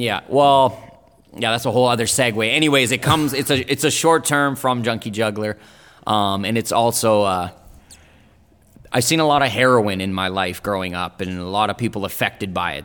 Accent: Nelson, British Columbia, Canada; born or raised there; first language German and Italian; English is a second language; also born or lived in Italy / Berlin, Germany

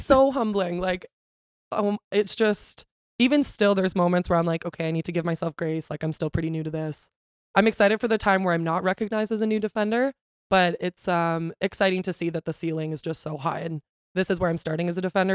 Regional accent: Canada; also born or lived in Ontario; I'm a Canadian citizen, not a Brazilian citizen

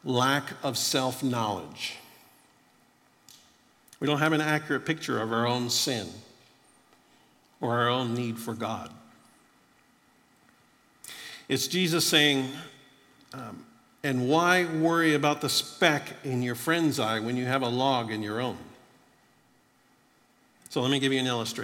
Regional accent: Florida, United States; I grew up in Florida

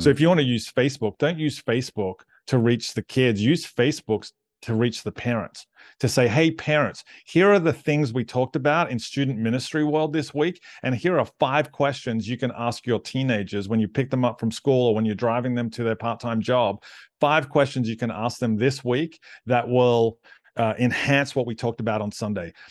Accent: Australia; I'm Aussie

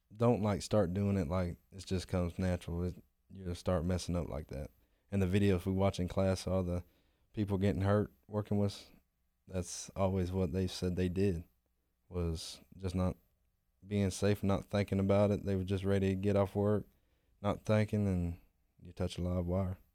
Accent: Pensacola, Florida, United States; I'm from Pensacola, Florida

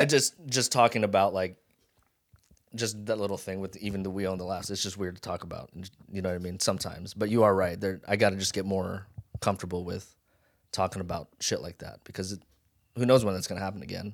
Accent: Las Vegas, Nevada, United States; born or raised there; accent: Pidgin; also born or lived in Hawaii

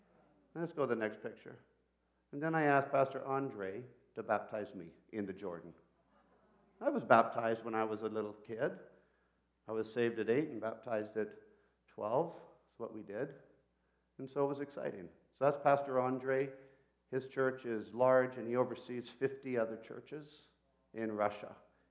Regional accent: Peru; And I grew up in Peru as a missionary kid. So I started speaking to her in Spanish

